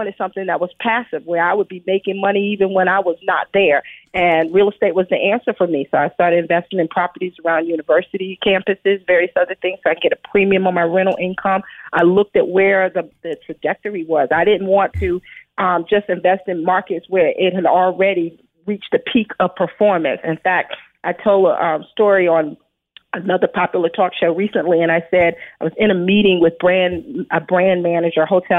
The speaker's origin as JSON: {"language": "English", "town": "Brooklyn", "region": "New York", "country": "United States", "tie": "born or raised there"}